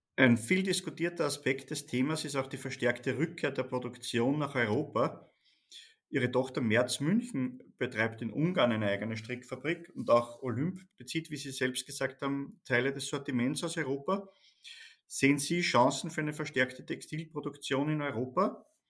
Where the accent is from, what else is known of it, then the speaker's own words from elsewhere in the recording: Austria; Bei uns in Österreich